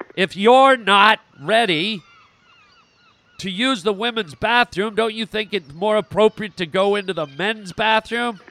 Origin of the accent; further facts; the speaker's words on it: Canada; moved away; also born or lived in United States; I was born in Canada